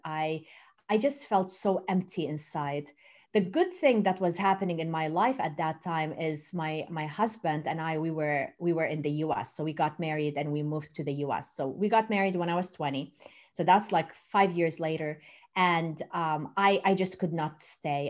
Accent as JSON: {"language": "English", "country": "Jordan", "tie": "born or raised there", "also_born_or_lived": "Turkey", "moved": "as an adult", "lives_now": "Louisiana, United States", "said": "I was born in Turkey and raised in Jordan. And then I moved to the U S twenty-five years ago"}